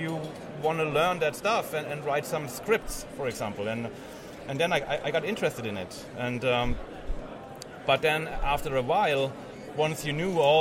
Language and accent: English; Germany; I'm from Germany